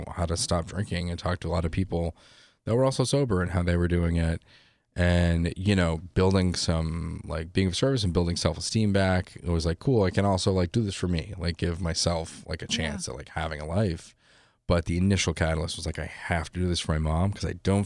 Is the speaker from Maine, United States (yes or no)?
yes; Yarmouth, Maine, United States; now in Los Angeles, United States; we grew up in Yarmouth, Maine, on Cousins Island